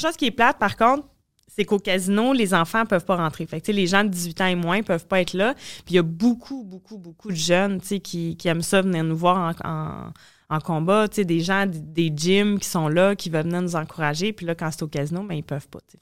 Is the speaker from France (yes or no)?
no; Trois-Rivières, Quebec, Canada; Trois-Rivières, qui est chez nous, là, où est-ce que je viens